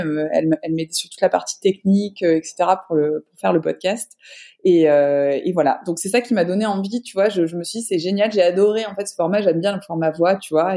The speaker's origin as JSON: {"language": "French", "town": "Avignon", "region": "Provence-Alpes-Côte d'Azur", "country": "France", "lives_now": "Marseille, France", "said": "moi je suis sudiste, mais je suis pas de Marseille là-bas je suis d'Avignon, enfin entre Avignon et saint de Provence"}